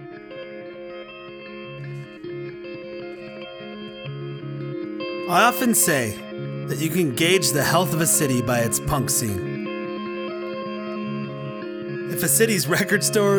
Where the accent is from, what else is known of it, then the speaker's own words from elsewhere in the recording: Washington, District of Columbia, United States; Growing up in Washington, D.C.